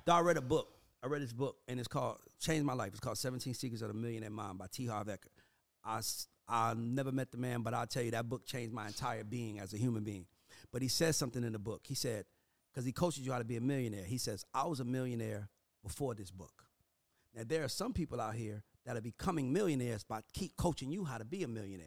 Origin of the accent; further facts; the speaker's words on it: Atlanta, Georgia, United States; I'm from Atlanta.